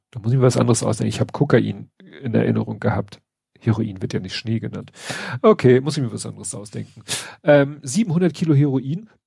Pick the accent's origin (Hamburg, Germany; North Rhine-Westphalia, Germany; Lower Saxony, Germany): Hamburg, Germany; Also zu, zu meiner Kindheit hier in Hamburg gab's halt auf, also konntest du schon auf Hausdächern die Sirenen sehen